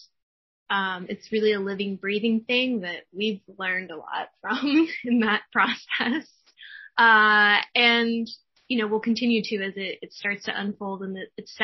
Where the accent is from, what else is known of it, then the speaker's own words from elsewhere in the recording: Kansas, United States; now in Omaha, United States; I'm also from Kansas